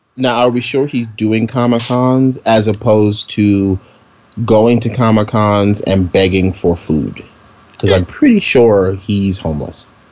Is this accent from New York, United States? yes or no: yes; New York City, New York, United States; I'm from Brooklyn